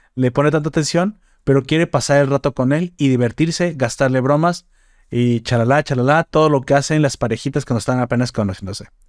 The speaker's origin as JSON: {"language": "Spanish", "country": "Mexico"}